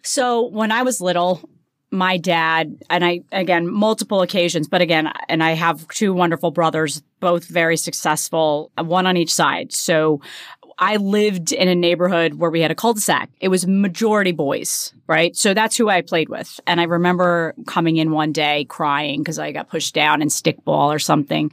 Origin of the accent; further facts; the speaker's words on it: New Jersey, United States; grew up in New Jersey. I'm very s, very proud New Jersey girl